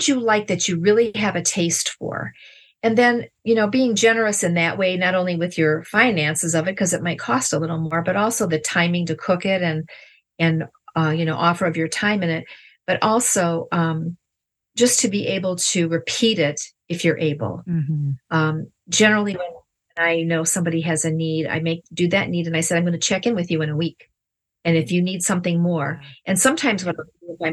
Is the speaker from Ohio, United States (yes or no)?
yes; Ohio, United States; We're from Ohio.